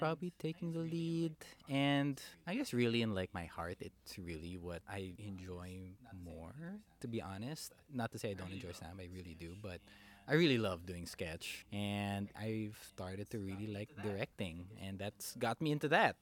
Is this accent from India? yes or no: no; Philippines; moved away; I'm Filipino